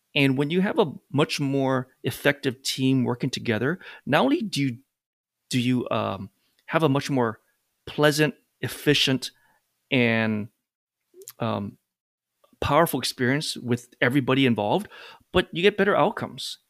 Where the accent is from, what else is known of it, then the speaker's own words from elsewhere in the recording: Hawaii, United States; now in New York, United States; I'm actually from Hawaii. Came to New York, met my wife, and never left since then.